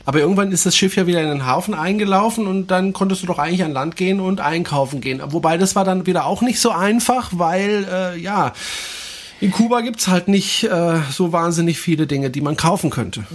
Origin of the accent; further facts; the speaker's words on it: France; German is a second language; moved away; ich bin Franzose, ich darf auch mal deutsche Fehler machen